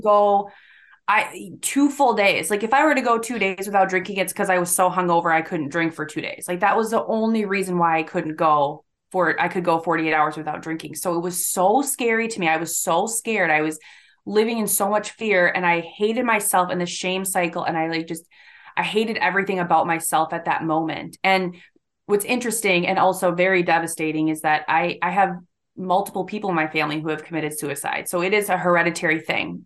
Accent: Hudson, Wisconsin, United States; I was born and raised in a, a small town called Hudson, Wisconsin, which is about fifteen miles or so east of Saint Paul, Minnesota

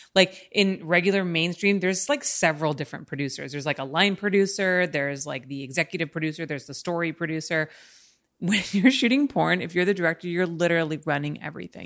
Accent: Los Angeles, California, United States; me and my experience growing up in L

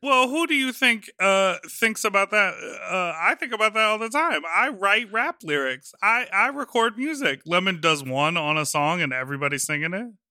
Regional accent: United States; we are American people.

